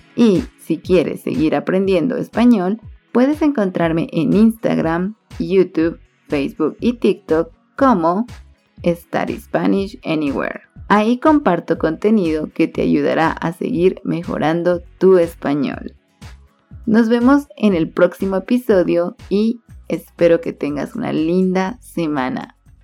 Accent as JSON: {"language": "Spanish", "country": "Guatemala", "also_born_or_lived": "Cali, Colombia", "said": "Todos me conocían como la guatemalteca"}